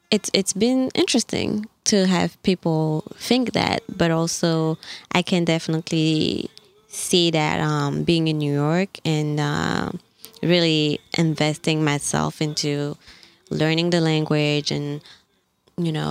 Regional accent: Mali; English is a second language; moved away; also born or lived in Gabon; when I tell them you know like I'm from Mali. I grew up in Gabon, moved here 10 years ago. They're like, oh, wow, your English is so good.

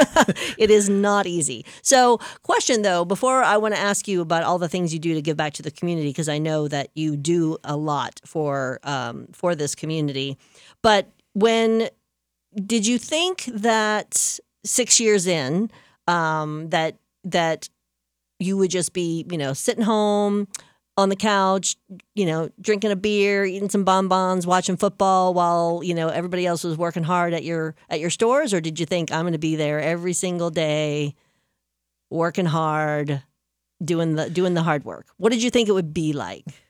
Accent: New Orleans, Louisiana, United States; moved away; I am from New Orleans

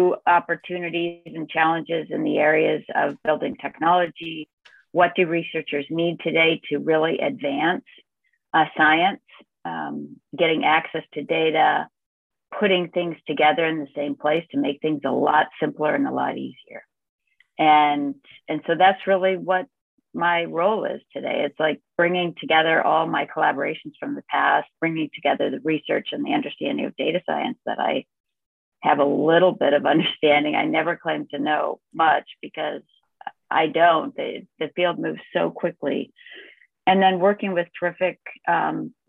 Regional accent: Midwest, United States; also born or lived in Atlanta, Georgia; now in Minneapolis, United States; I'm from the Midwest

